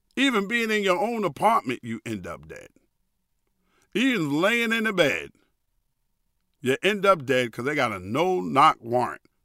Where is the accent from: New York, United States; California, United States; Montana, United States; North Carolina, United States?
New York, United States; New York City; moved away as an adult; also born or lived in Hackensack, New Jersey; I grew up in New York City